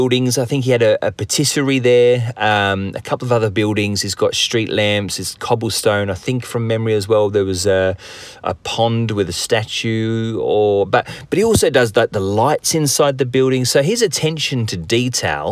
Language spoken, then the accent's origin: English; England, United Kingdom; I'm from England